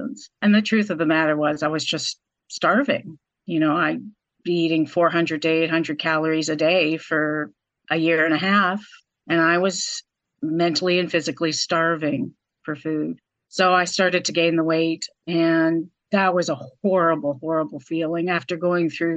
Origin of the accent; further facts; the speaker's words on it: Vancouver, British Columbia, Canada; moved away as an adult; now in North Carolina, United States; I am originally from Vancouver, Canada. But I married my American husband about 25 years ago and moved to North Carolina